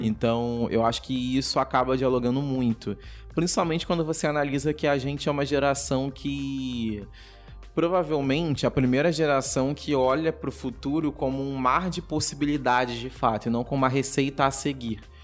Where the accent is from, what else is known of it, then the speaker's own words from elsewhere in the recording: São Gonçalo, Rio de Janeiro, Brazil; moved away as an adult; now in Rio de Janeiro, Brazil; nós três somos de São Gonçalo, que é região metropolitana do Rio de Janeiro. Hoje eu moro no Rio, porque eu trabalho no Rio, mas a minha família é de São Gonçalo